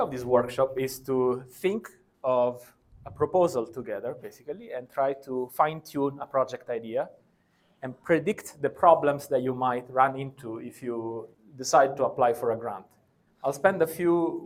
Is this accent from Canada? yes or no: no; Italy; I come from Italy.